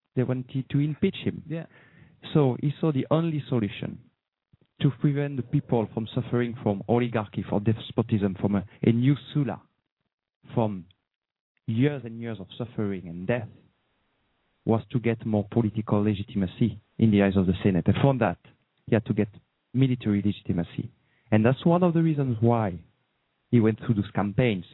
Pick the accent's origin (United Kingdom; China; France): France; accent: slight French; English is a second language; I have a slight French accent. So I'm from France